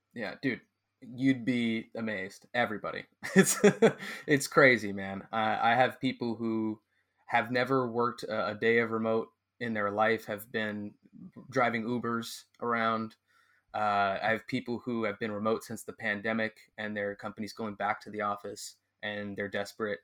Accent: California, United States; moved away as an adult; also born or lived in Mexico; I'm from California

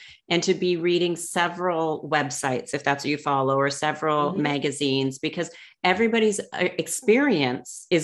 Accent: Canada; moved away; I'm from Canada

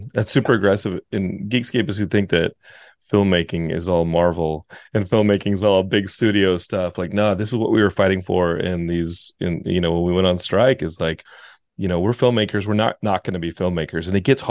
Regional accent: Austin, Texas, United States; I'm from Austin, and Austin gets like that. Austin, Texas.

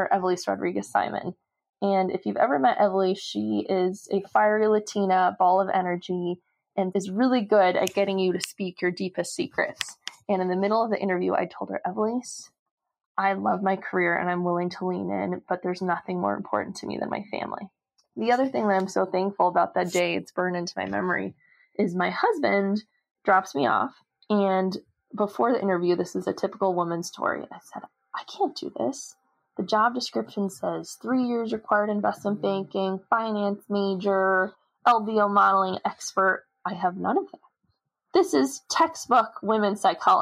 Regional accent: Los Angeles, California, United States; also born or lived in Maine; I grew up in Los Angeles

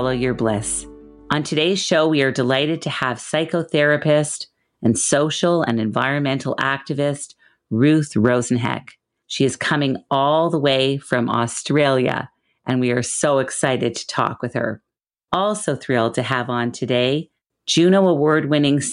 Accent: Montreal, Quebec, Canada; a very dear childhood friend who I grew up with in Montreal

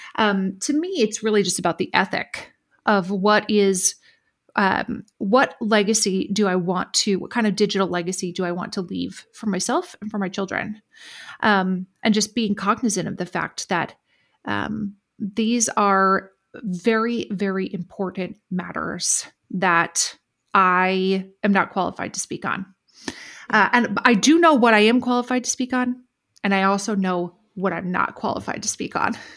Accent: United States; I'm commenting from an American perspective

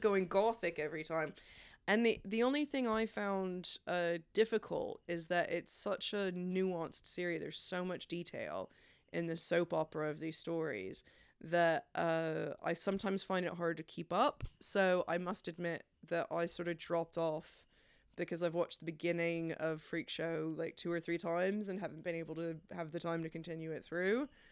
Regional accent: Memphis, Tennessee, United States; from my hometown, Memphis

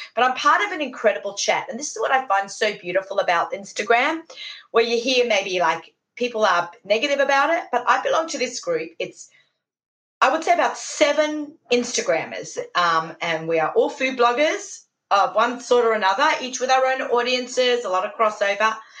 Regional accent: Sydney, New South Wales, Australia; moved away as an adult; now in New York, United States; Shout out to my hometown

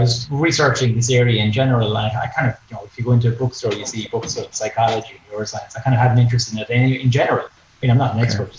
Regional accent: Ennis, Munster, Ireland; I'm from Ennis

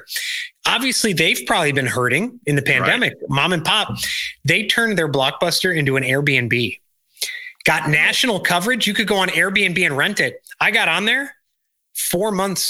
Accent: DuPage County, Illinois, United States; I growing up in DuPage County, Illinois, I remember another company, Lucent

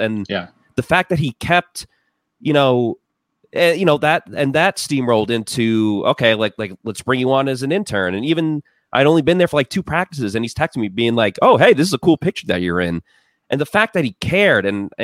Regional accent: Massapequa Park, New York, United States; moved away; my hometown, I come from this town. It's technically Massapequa Park, but I always say Massapequa

